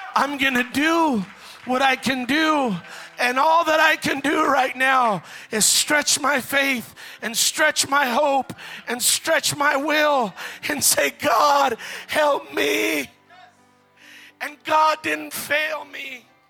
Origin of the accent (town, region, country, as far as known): United States